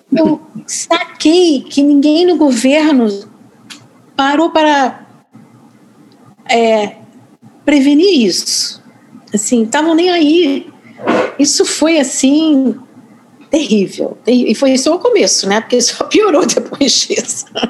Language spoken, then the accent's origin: Portuguese; Boston, Massachusetts, United States; accent: carioca; Portuguese is a second language; moved away as an adult; also born or lived in Rio de Janeiro, Brazil; now in New York, United States; eu sou norte-americana, nascida em Boston, Massachusetts mas eu vim embora dos Estados Unidos aos 26 anos, cheguei no Brasil em 81.